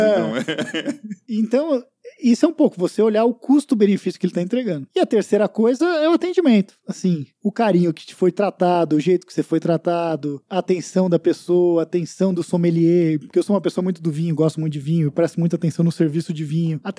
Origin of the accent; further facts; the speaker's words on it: Rio de Janeiro, Brazil; Sou carioca, eu vou pro certeza. Rio